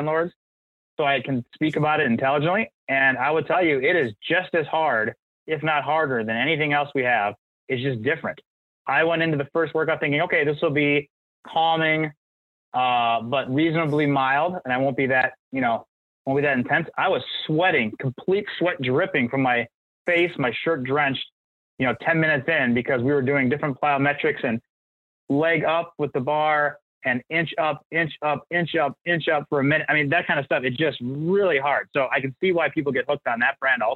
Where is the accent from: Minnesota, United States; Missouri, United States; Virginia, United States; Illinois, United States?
Minnesota, United States; Edina; I grew up in Edina